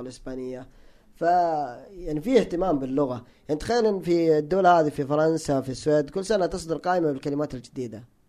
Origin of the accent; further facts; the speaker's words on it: Hijaz, Saudi Arabia; انا تعصب حجازي هناك في الحجاز